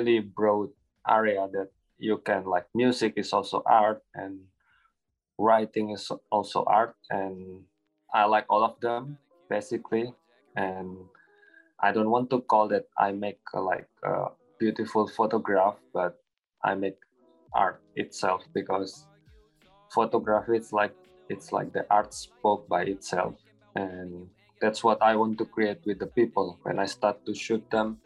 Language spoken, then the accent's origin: English; Java, Indonesia; moved away as an adult; now in Bali, Indonesia; I'm originally from Java, but I've been here for like around 2 years